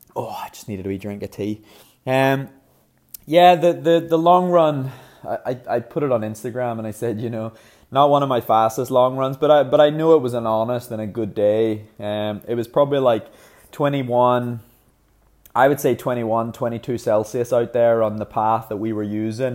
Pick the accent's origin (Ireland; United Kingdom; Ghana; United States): Ireland; being Irish